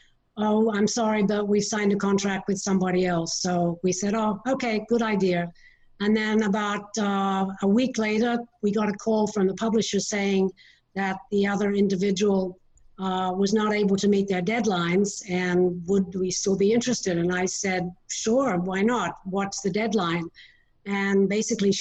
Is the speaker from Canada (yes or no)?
no; Sydney, New South Wales, Australia; moved away; also born or lived in Detroit, Michigan; I'm from Sydney, Australia, and we lived with my grandparents for a while